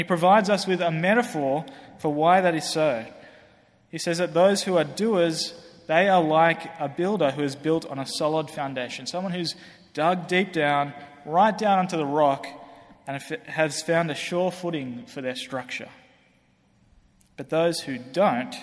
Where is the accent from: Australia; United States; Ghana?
Australia; moved away; I come from Australia, obviously you can hear that. You might think I'm British, but I come from Australia.